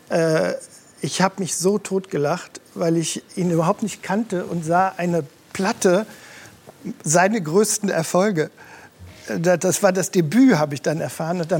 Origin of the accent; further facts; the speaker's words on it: Rhineland, Germany; born there; ich bin ja im Rheinland geboren